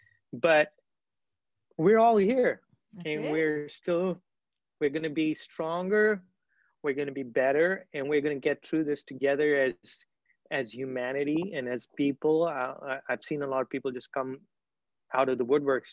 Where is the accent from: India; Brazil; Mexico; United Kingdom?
India; Kolkata, West Bengal; I was born and raised in Calcutta, India. I still have family there. Grew up in the beautiful city.